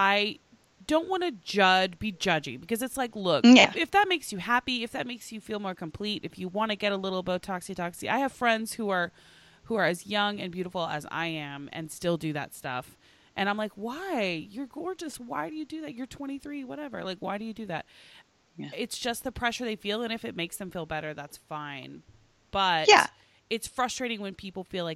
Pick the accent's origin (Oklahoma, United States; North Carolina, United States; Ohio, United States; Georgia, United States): Oklahoma, United States; moved away; I'm from Oklahoma originally